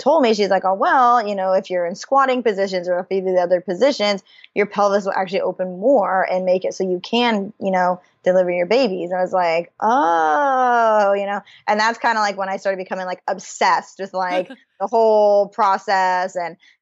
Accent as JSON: {"language": "English", "region": "Idaho", "country": "United States", "tie": "born or raised there", "said": "I'm originally born and raised in Idaho"}